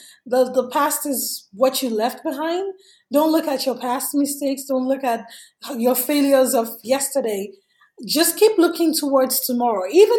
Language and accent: English; Nigeria; English is a second language; moved away as an adult; now in United States; I came here from Nigeria in 2011, and I didn't have any family here. I didn't know anybody here.